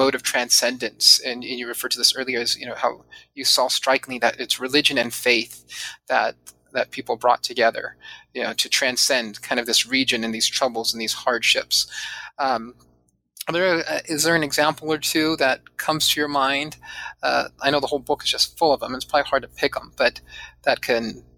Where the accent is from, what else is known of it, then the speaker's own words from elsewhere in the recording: San Diego, California, United States; also born or lived in Chula Vista; I grew up mostly in Southern California, not mostly, all in Southern California, and primarily in San Diego.